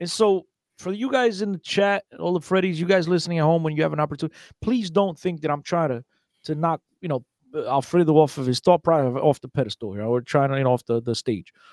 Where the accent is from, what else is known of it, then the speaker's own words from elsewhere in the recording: Newark, New Jersey, United States; if you from Newark, you definitely gotta know me